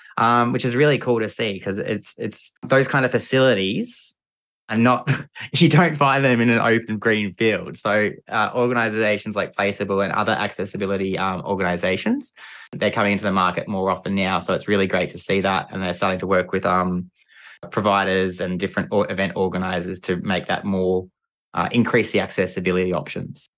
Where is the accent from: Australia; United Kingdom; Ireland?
Australia; Geelong, Victoria; I grew up in, uh, Geelong and the Great Ocean Road down in Victoria with my family